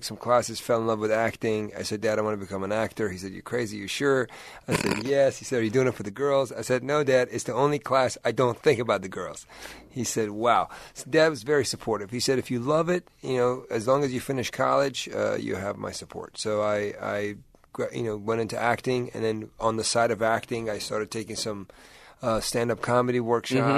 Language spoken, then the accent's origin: English; Washington, District of Columbia, United States; also born or lived in Tucson, Arizona; I was born there. Grew up in Washington, D.C.